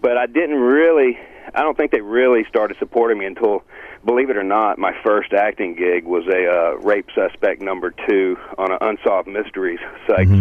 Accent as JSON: {"language": "English", "town": "Greenville", "region": "Mississippi", "country": "United States", "tie": "born or raised there", "moved": "yes", "said": "growing up in Greenville"}